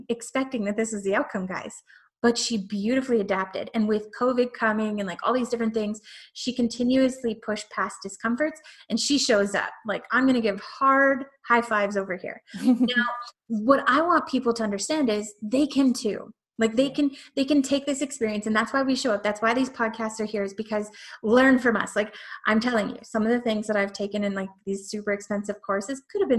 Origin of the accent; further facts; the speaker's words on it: Canada; I'm Canadian.